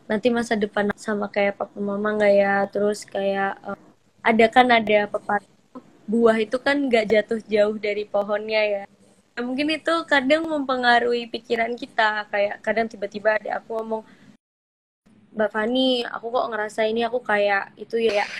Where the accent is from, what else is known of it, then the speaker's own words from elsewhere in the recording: Surakarta, Central Java, Indonesia; mungkin kebetulan aku sama adik aku merantau kan dari Solo, aku merantau ke Bandung, adik aku merantau ke Jogja.